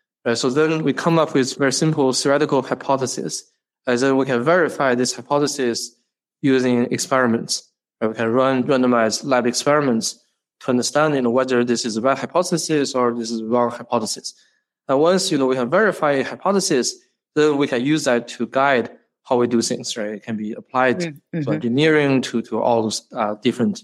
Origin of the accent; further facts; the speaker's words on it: China; moved away as an adult; now in United States; I grew up in China, went to high school, college in China before I came to the U.S.